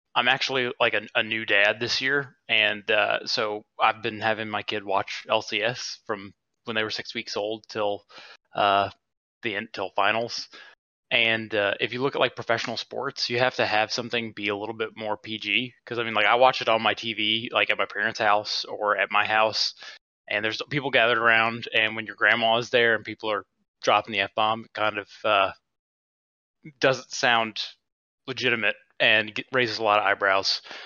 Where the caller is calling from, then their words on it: Huntsville, Alabama, United States; Calling for, uh, from Huntsville, Alabama